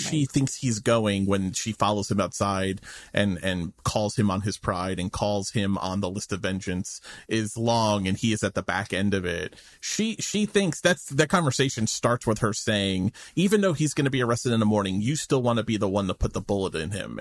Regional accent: New York, United States; someone who lives in New York, and I grew up in New York in the 80s

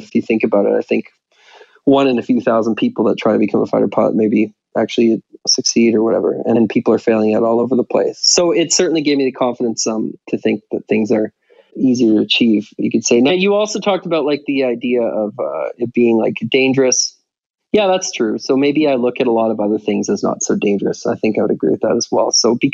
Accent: Victoria, British Columbia, Canada; I was walking around in my hometown of Victoria

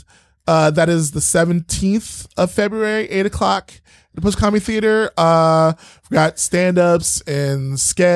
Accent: Virginia Beach, Virginia, United States; also born or lived in New York City, New York, United States; my dad retired when I was like 7 and we moved to Virginia Beach.

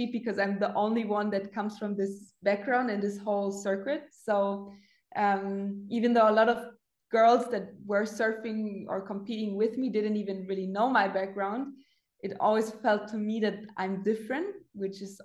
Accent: Munich, Bavaria, Germany; also born or lived in the Alps; my hometown, Munich

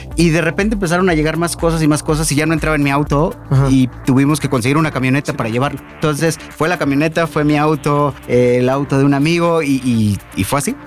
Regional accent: Mexico; como buenos mexicanos

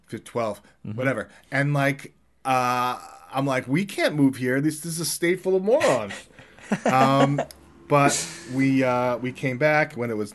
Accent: New York, United States; So, yeah, no, I love it here. I I love it. I mean, I'm I still feel like I'm a New Yorker, but I I love it here.

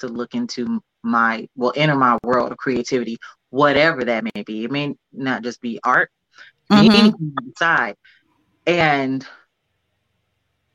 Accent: Cleveland, Ohio, United States; now in California, United States; I'm from Cleveland, but I moved to California

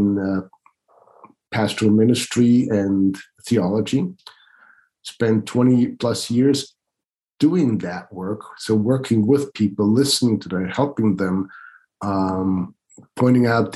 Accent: Switzerland; moved away as an adult; now in United States; I was born and raised in Switzerland

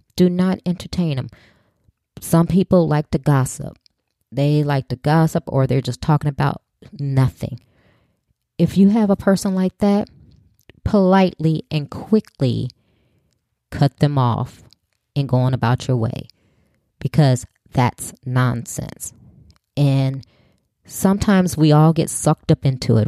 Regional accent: Chicago, Illinois, United States; growing up in Chicago, I either had to walk or get on the bus

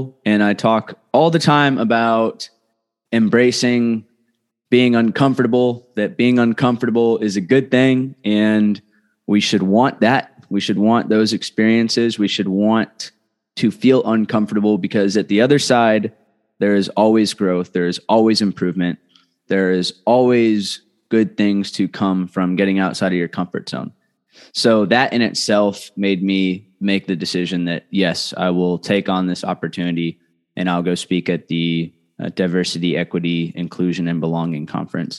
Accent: just north of Los Angeles, Southern California, United States; we grew up in Southern California, lived just north of Los Angeles in a middle-class area

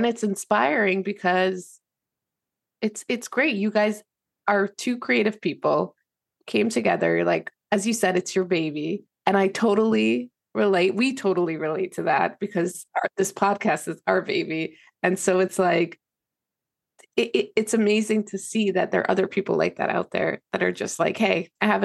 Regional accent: New York, United States; moved away; also born or lived in Antwerp; I'm from New York

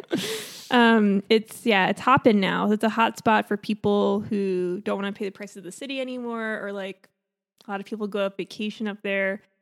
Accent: Long Island, New York, United States; now in California, United States; I'm from Long Island

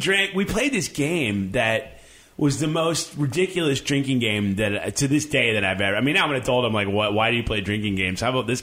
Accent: Chicago, Illinois, United States; also born or lived in Evanston; I grew up in Chicago on the north side of the city, and then when I was 14, I moved to the first suburb north, which is called Evanston.

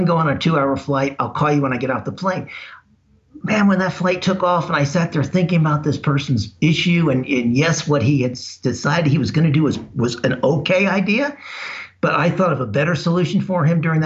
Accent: Las Vegas, Nevada, United States; I grew up in Las Vegas.

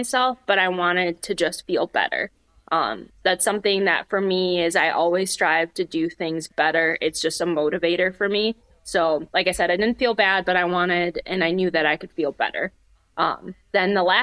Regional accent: Michigan, United States; moved away as an adult; also born or lived in Upper Peninsula, Michigan; now in Northwest Indiana, United States; I grew up in Michigan and I moved to the Upper Peninsula for college

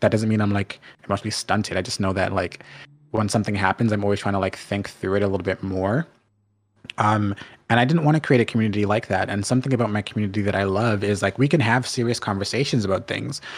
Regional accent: Canada; also born or lived in Jamaica (ancestry); I'm Jamaican, but I'm first generation Canadian

